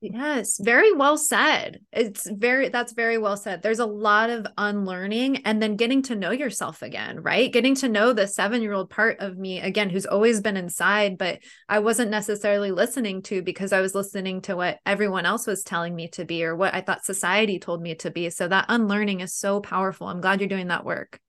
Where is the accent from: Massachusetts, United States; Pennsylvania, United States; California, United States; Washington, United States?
California, United States; San Diego; I'm actually born and raised in San Diego, too